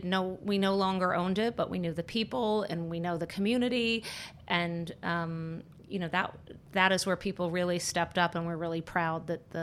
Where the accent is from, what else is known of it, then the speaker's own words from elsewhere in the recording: Annapolis, Maryland, United States; I grew up in Annapolis, Maryland